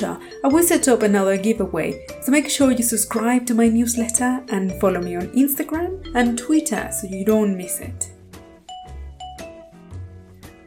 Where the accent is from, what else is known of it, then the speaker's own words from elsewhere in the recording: Mexico; moved away; I grew up in Mexico